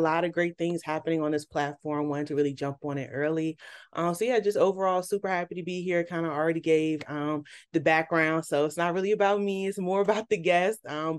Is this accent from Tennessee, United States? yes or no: no; Prince George's County, Maryland, United States; even though I'm from PG